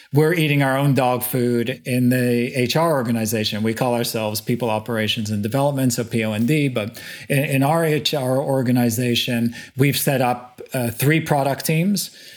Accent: Montreal, Quebec, Canada; moved away as an adult; also born or lived in Asia; born and bred in Montreal, in Canada

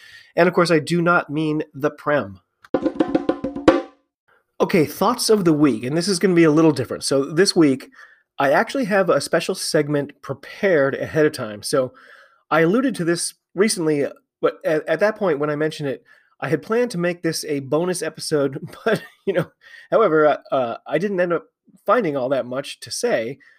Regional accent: United States; I'm an American rugby fan who follows the game all over the globe.

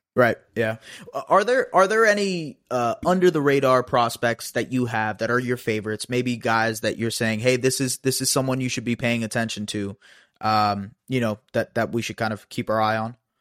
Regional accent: Canada; as a Canadian

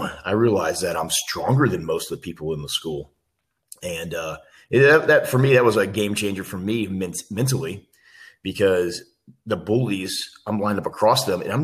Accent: Missouri City, Texas, United States; we started off living in Missouri City, where I was born, and that's just right outside of Houston, Texas

